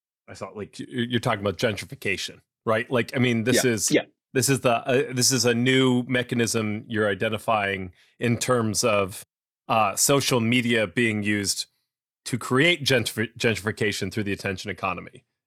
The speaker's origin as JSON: {"language": "English", "region": "New England", "country": "United States", "tie": "born or raised there", "also_born_or_lived": "Central Florida", "moved": "yes", "said": "I grew up in New England, moved to Central Florida"}